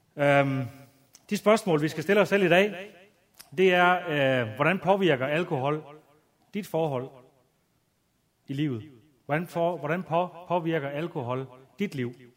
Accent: Aalborg, North Denmark Region, Denmark; jeg voksede op ude i noget, der hedder tooghalvfems tyve Aalborg Øst

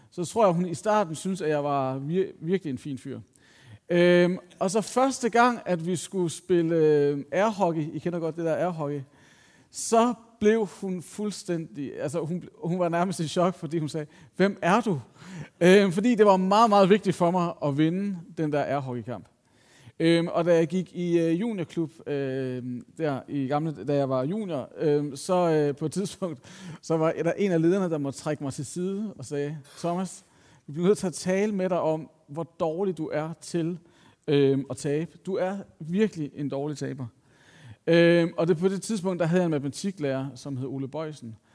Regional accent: Copenhagen, Capital Region of Denmark, Denmark; Jeg var sådan lidt, jeg er fra København, hvad sker der?

